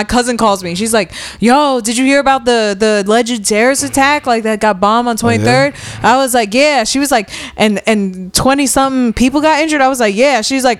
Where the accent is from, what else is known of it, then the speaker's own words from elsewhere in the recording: New York, United States; I'm from New York.